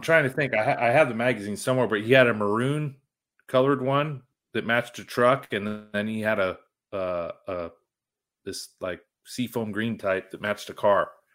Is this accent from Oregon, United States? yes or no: no; Vancouver, Washington, United States; I was born in Vancouver, Washington, not Vancouver, Canada